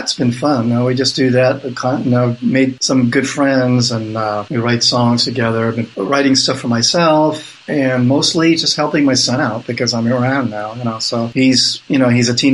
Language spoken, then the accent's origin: English; Hawaii, United States; also born or lived in Netherlands / California; I grew up in Hawaii